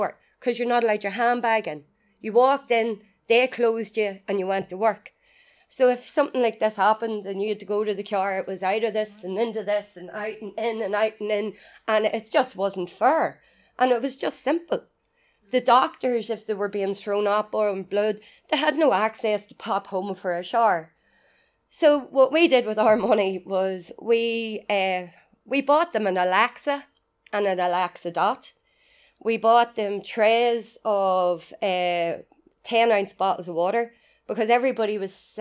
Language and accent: English; Newry, Northern Ireland, United Kingdom; moved away as an adult; also born or lived in County Mayo, Ireland; when I got home to Newry